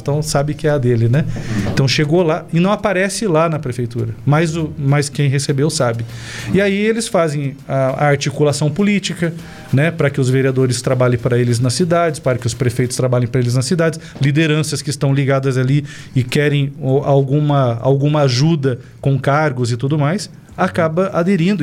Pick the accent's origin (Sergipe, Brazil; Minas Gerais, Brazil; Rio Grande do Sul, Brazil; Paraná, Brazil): Paraná, Brazil; Cascavel; moved away as an adult; now in Ponta Grossa, Brazil; Eu sou natural de Cascavel, aqui do Paraná, né? Mas estou há 14 anos em Ponta Grossa.